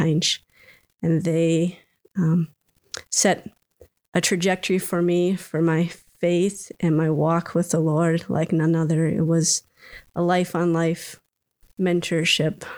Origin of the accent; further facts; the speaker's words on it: Minnesota, United States; I was born in Minnesota and was here all through growing up until um, I headed off to college.